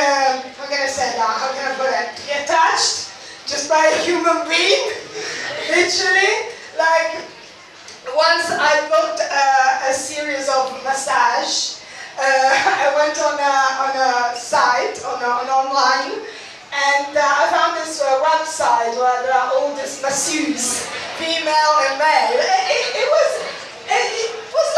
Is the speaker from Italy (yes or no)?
yes; Italy; accent: Italian; English is a second language; moved away; I'm also Italian.